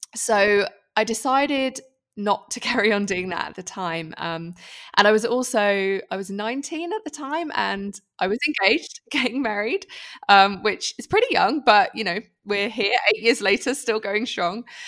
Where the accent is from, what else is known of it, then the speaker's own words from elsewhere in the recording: United Kingdom; moved away as an adult; now in Switzerland; I'm British, if you didn't already tell by my accent.